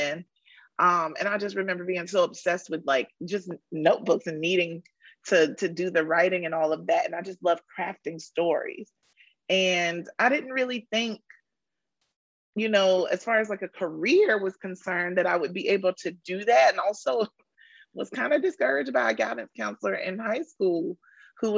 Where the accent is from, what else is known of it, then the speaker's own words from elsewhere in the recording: Rocky Mount, North Carolina, United States; moved away; I am from Rocky Mount, North Carolina, M-O-U-N-T, Mount, not Mountain, Mount.